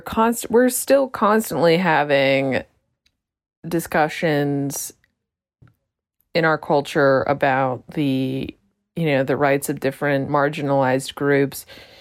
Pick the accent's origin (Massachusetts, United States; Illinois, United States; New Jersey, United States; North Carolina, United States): Massachusetts, United States; Boston; I'm from Boston